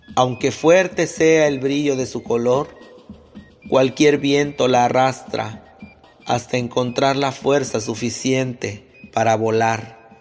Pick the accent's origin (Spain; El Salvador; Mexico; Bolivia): Mexico; Juchitán de Zaragoza, Oaxaca; soy de Juchitán, Oaxaca